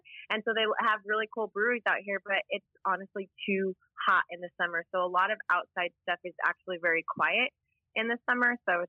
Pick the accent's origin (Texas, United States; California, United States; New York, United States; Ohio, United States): Texas, United States; Houston; I am from the coolest place on earth, Houston, Texas, which was a pun because it is hot as heckles out here right now.